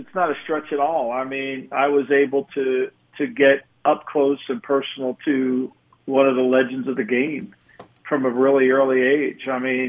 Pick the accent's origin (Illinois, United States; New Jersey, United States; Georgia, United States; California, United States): New Jersey, United States; as a New Jerseyan.